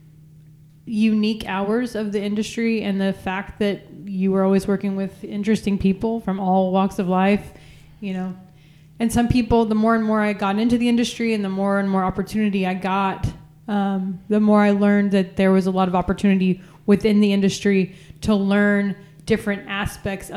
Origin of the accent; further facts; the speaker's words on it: San Angelo, Texas, United States; I grew up in San Angelo, Texas, so very much in the middle of nowhere